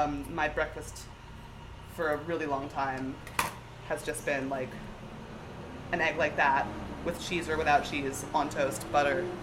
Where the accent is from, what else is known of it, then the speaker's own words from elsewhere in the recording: outside of Philly, New Jersey, United States; I'm from South Jersey, outside of Philly